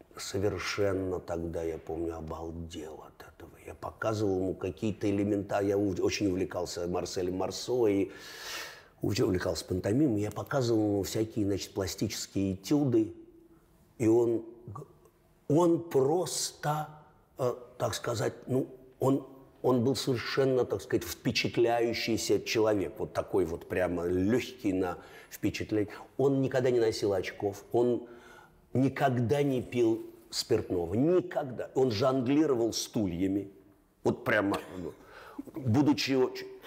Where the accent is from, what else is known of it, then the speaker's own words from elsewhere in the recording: Russia; also born or lived in Leningrad; я родом из Советского Союза